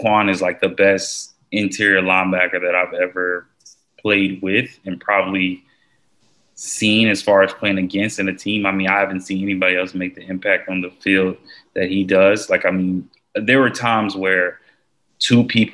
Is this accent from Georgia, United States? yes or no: yes; Georgia, United States; I went to Georgia and I'm from Georgia